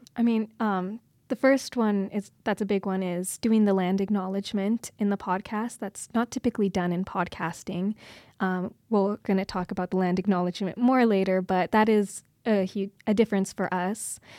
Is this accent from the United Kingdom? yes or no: no; Kindersley, Saskatchewan, Canada; now in Calgary, Canada; I'm from originally a little small town outside of Kindersley, Saskatchewan. I grew up on a farm.